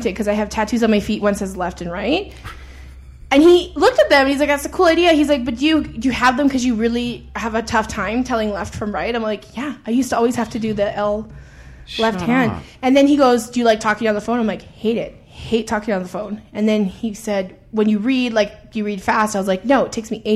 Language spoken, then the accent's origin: English; Edmonton, Alberta, Canada; I grew up in Edmonton. And I grew up in I would say middle upper class neighborhood